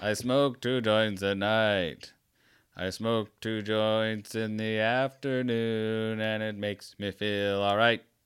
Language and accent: English; Tampa, Florida, United States; I'm from Tampa